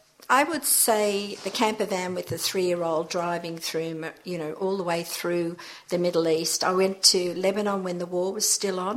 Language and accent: English; Manly, New South Wales, Australia; also born or lived in Zambia; since I've been a very small child growing up in Manly with two very community-minded parents and one of five children